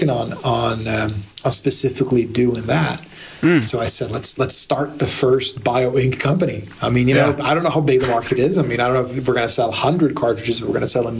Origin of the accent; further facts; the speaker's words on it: Blacksburg, Virginia, United States; moved away as an adult; now in Sweden; I moved permanently to Blacksburg and grew up there, went to high school, university